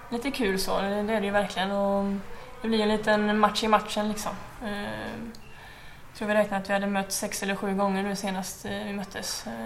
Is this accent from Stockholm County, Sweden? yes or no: no; Uddevalla, Västra Götaland, Sweden; moved away; Jag flyttade väldigt tidigt från ehm, Uddevalla och Kropps.